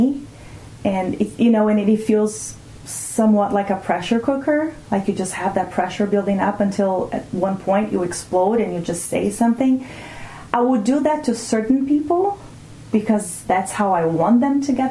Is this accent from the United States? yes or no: no; Brazil; first language Portuguese; English is a second language; moved away; I come from Brazil